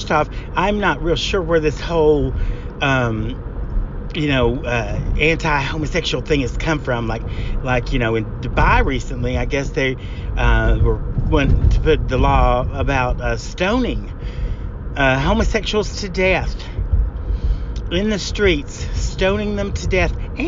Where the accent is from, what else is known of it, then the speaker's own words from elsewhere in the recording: Greasy Creek, Oklahoma, United States; even though I am from Greasy Creek, Oklahoma, Gay Pride and the gay experience, the gay life, is something I know quite a bit about